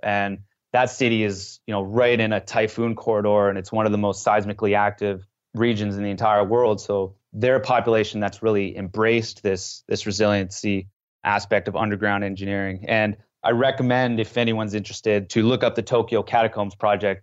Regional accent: West Coast of Canada, Canada; moved away as an adult; now in France; I was from the English side on the West Coast, I was not fluent in French

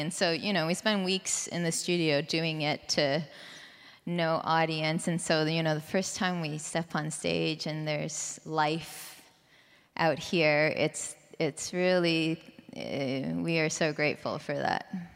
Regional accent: Vancouver, British Columbia, Canada; moved away; I'm from Canada, Vancouver, Canada.

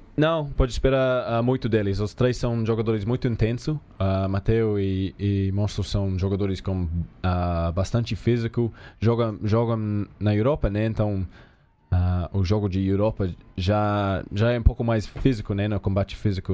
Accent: New Zealand; Portuguese is a second language; moved away as an adult; now in Brazil; crescendo na Nova Zelândia

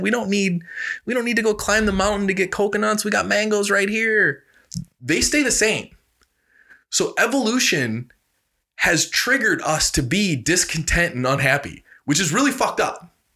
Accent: Reedsburg, Wisconsin, United States; I'm from Reedsburg, Wisconsin. We used to be the butter capital of the world

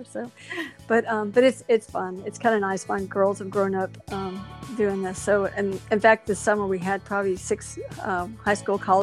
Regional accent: La Porte, Texas, United States; I grew up over in La Porte

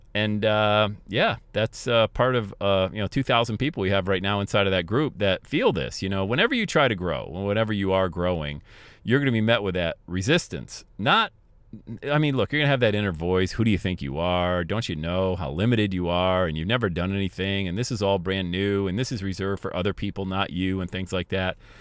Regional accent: Bradford, Pennsylvania, United States; moved away; also born or lived in Buffalo / Cincinnati; growing up in Bradford, P

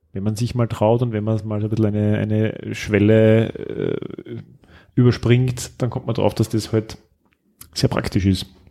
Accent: Styria, Austria; moved away as an adult; now in Vienna, Austria

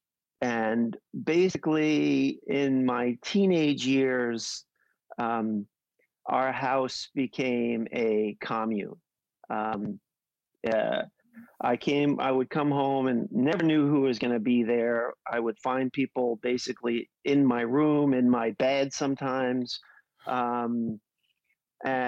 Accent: New York City, New York, United States; I grew up in New York, relatively humble beginnings

